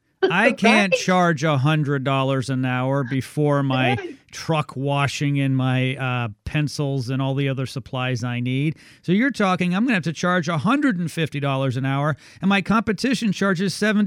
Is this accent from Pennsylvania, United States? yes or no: no; Houston, Texas, United States; in my hometown of Houston